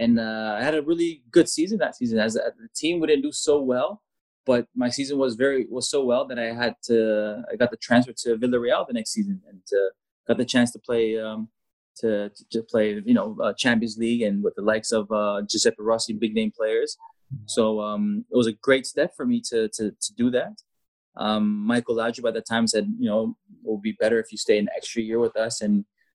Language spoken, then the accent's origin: English; Rotterdam, South Holland, Netherlands; moved away as an adult; also born or lived in Canada / Mallorca, Spain; when you're living in Holland for 10 years, you grew up in Holland, you have that Dutch mentality